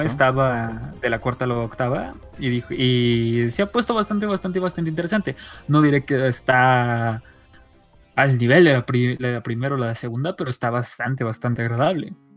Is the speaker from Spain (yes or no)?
no; Mexico; soy mexicano